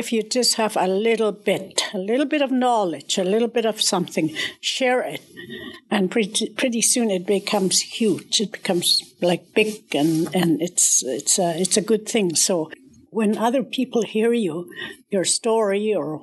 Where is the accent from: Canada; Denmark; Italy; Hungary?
Canada; I'm from the Peel River area